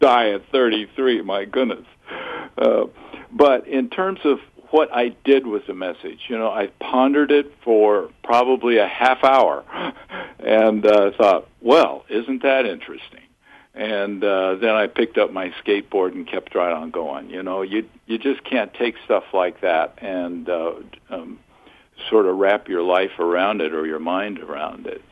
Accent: Southern California, United States; a kid growing up in Southern California until I was 13

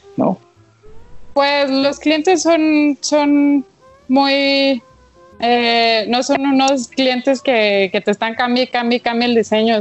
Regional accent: Chihuahua, Mexico; soy de Chihuahua

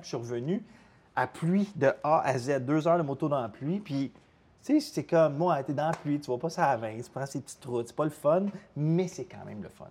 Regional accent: Chesterville, Quebec, Canada; je viens de Chesterville, c'est un petit village proche d'Amnord

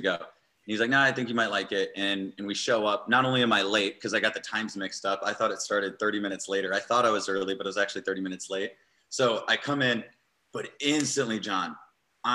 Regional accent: Eastern Iowa, United States; now in San Diego, United States; I grew up on a small town farm in Eastern Iowa

